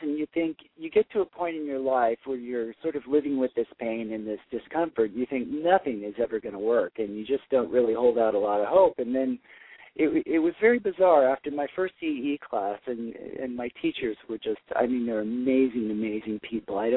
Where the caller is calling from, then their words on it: New York City, New York, United States; I'm calling from Brooklyn, New York.